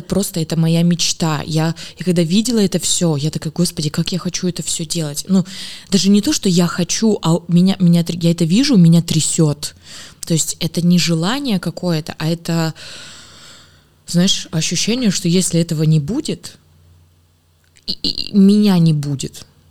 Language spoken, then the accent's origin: Russian; Smolensk, Smolensk Oblast, Russia; я из Смоленска, там была школа танцев